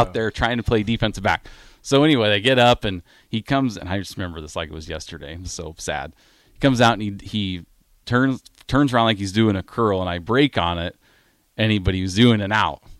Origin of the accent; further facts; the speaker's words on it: Des Moines, Iowa, United States; also born or lived in Grand Island, Nebraska / Waukee, Iowa; I was born in Grand Island, but I, I grew up in, in the Des Moines, Iowa area.